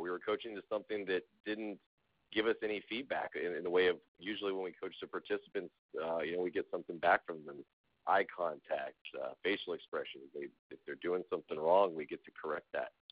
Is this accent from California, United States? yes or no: yes; Southern California, United States; I'm from Southern California